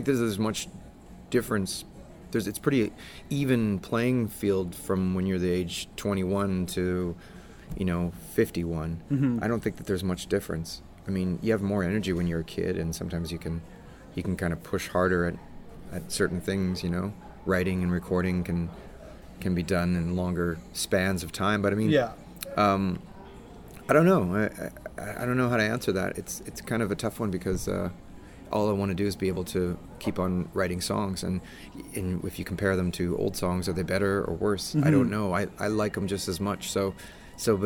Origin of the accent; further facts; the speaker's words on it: Regina, Saskatchewan, Canada; also born or lived in Winnipeg; But we grew up in Regina, so we're really pretty close to Winnipeg